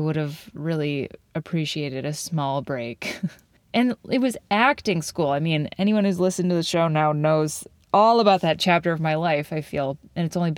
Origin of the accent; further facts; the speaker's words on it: Madison, Wisconsin, United States; I'm back in my hometown, Madison